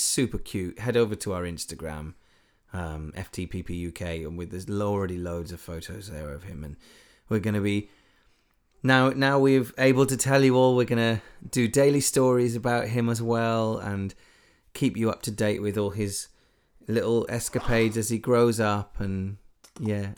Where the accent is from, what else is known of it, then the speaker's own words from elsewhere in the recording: Wales, United Kingdom; I'm fully Welsh